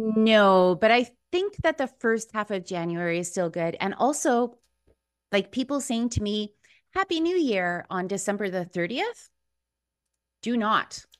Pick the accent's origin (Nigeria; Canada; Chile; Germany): Chile; moved away; I was born in Chile.